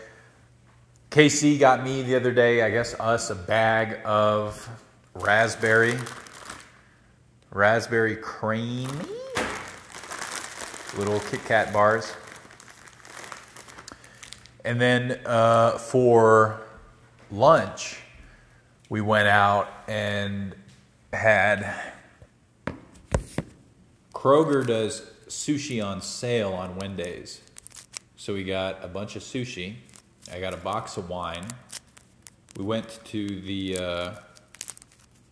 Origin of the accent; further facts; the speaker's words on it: United States; as an American in the UK